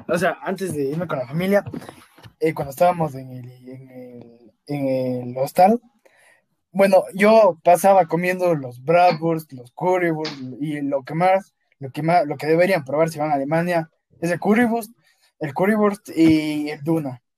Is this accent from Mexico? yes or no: no; Ecuador; also born or lived in Cuenca, Ecuador; salí de Ecuador, entonces me olvidé de mi familia de Ecuador